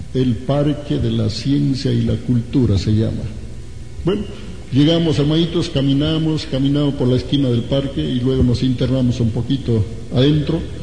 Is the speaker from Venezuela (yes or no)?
no; Ancash, Peru; me acuerdo en mi tierra, yo soy de Ancash